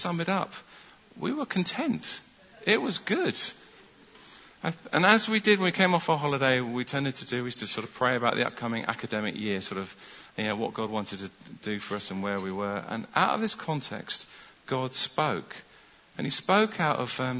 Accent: London, United Kingdom; moved away as an adult; also born or lived in Stockport, Greater Manchester / Bramhall, South Manchester; I was born in North London, and in 1985 I went to Manchester to study medicine.

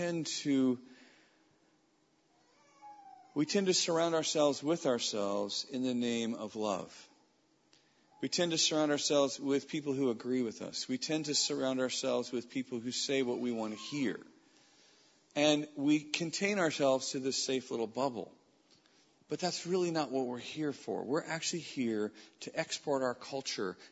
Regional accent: Weaverville, California, United States; As a young man growing up in Weaverville, California, a community of 3,500 people

